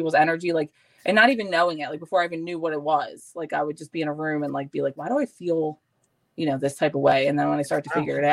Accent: Philadelphia, Pennsylvania, United States; I lived all over Northeast

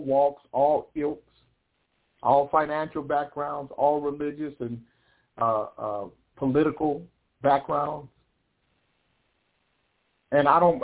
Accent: United States; I'm an American.

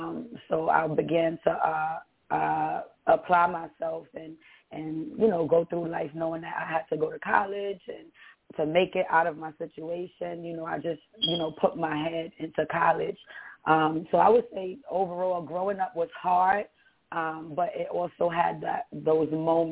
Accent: New York City, New York, United States; I grew up in Bronx, New York City. I was born and raised in New York.

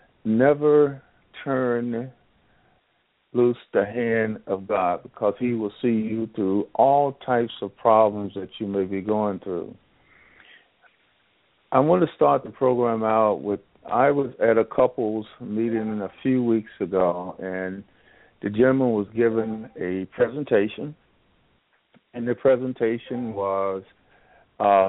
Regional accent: Jackson, North Carolina, United States; moved away; I was born and raised in Jackson, North Carolina, which is Northampton County

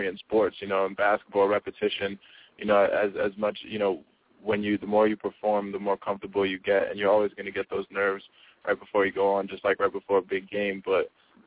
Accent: New York, United States; I'm from New York

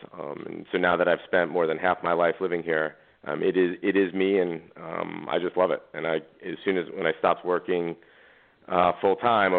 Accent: East Coast, United States; moved away as an adult; now in Manhattan Beach, United States; I grew up on the East Coast.

